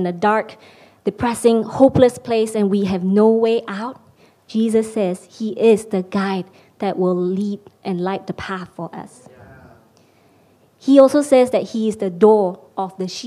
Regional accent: Malaysia; moved away as an adult; now in London, United Kingdom; I'm Malaysian. I've been living in London for the past couple of years

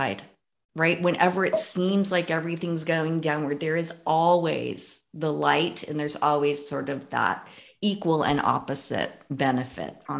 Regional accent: San Mateo County, California, United States; moved away as an adult; now in Sonoma County, United States; I grew up in San Mateo County

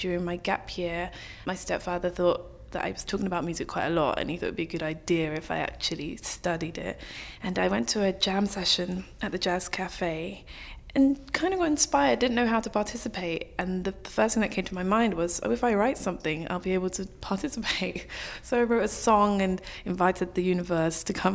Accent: London, United Kingdom; moved away as an adult; also born or lived in New York, United States; I'm from North London originally, so born and bred here

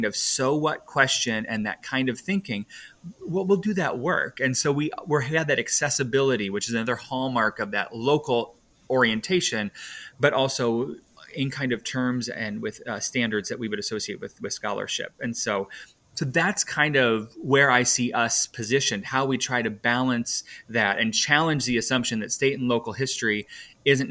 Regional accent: Northwest Iowa, United States; I grew up in Northwest Iowa

